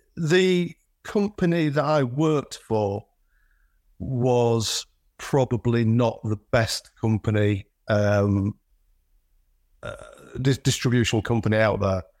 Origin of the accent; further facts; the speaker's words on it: Selby, Yorkshire and the Humber, United Kingdom; also born or lived in York; is a lad from the north, born and bred in Yorkshire, did my formative years in in Selby